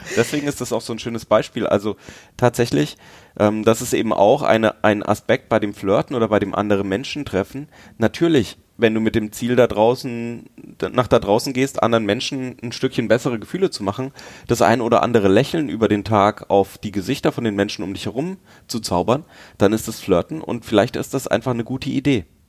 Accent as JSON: {"language": "German", "area": "Franconia", "region": "Bavaria", "country": "Germany", "tie": "born or raised there", "said": "Ich bin in Franken aufgewachsen"}